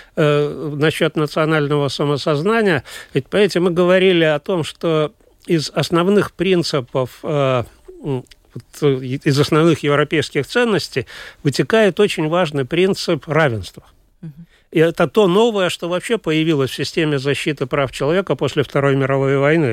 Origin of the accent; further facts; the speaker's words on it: Latvia; first language Russian; я гражданин Латвии, я родился и прожил здесь всю жизнь, но мой родной язык русский